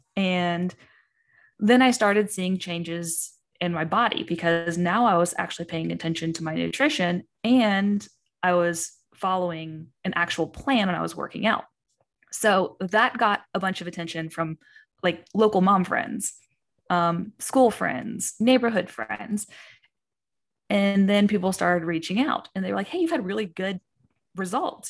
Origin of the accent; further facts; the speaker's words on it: Eastern Kentucky, United States; I'm from Kentucky. I'm from Eastern Kentucky